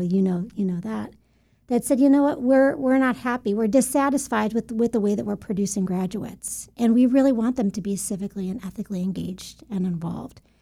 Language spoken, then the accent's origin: English; Buffalo, New York, United States; moved away as an adult; also born or lived in Albany, New York; now in Central Florida, United States; was born in Albany, raised in Buffalo, New York